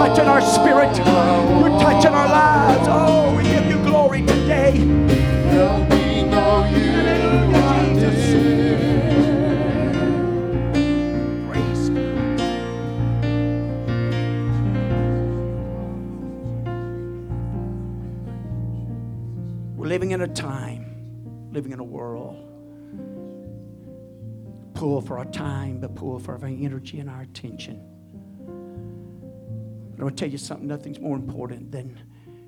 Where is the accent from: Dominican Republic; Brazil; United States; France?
United States